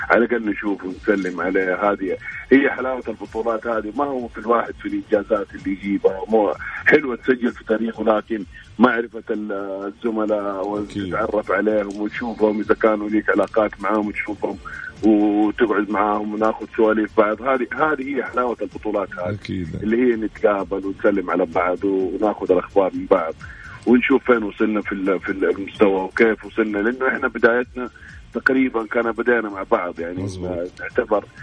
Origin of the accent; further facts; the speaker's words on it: Saudi Arabia; هذا الكادر اللي احنا نفتخر فيه صراحه كسعوديين